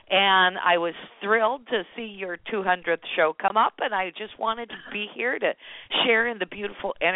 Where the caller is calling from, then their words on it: Chico, California, United States; I'm calling from Chico, California.